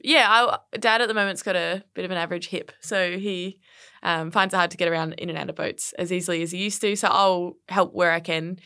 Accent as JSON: {"language": "English", "town": "Brisbane", "region": "Queensland", "country": "Australia", "tie": "born or raised there", "moved": "as an adult", "lives_now": "Melbourne, Australia", "said": "grew up in Brisbane on the north side, uh, and, yeah, had a, had a really fortunate and, uh, fun childhood"}